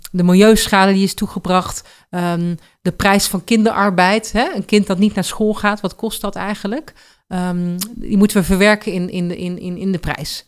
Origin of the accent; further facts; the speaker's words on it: Netherlands; als Nederlander en ook als trotse Nederlander